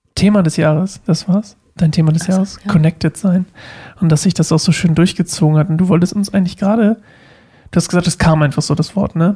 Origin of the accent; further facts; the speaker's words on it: Uelzen, Lower Saxony, Germany; moved away; ich komme aus Uelzen